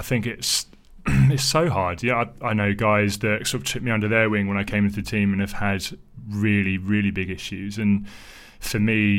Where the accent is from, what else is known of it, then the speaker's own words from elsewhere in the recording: Thames Valley, South East England, United Kingdom; growing up around the Thames Valley